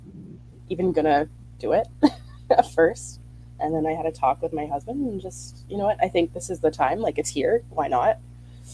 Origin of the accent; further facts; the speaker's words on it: Winnipeg, Manitoba, Canada; I am from Winnipeg.